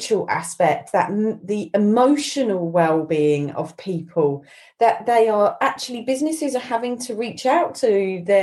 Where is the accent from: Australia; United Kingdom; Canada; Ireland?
Ireland; moved away; I grew up in Southern Ireland